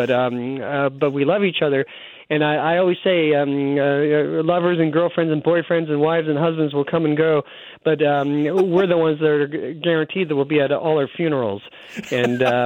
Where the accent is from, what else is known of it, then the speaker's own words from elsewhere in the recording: Mississauga, Ontario, Canada; moved away as an adult; also born or lived in Los Angeles, United States; now in Winnipeg, Canada; I grew up in Mississauga, Ontario, a suburb outside, just like right outside of Toronto